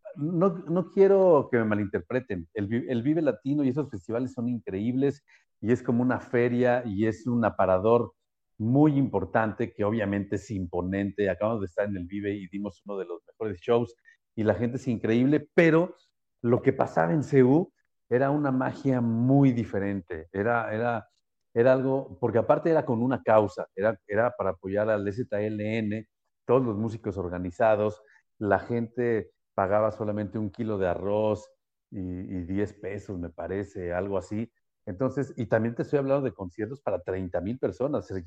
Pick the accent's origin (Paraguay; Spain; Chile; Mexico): Mexico; Mexico City; como buen chilango